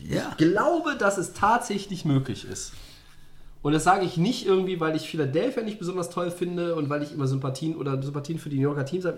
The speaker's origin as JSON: {"language": "German", "country": "Germany", "said": "bei uns in Deutschland"}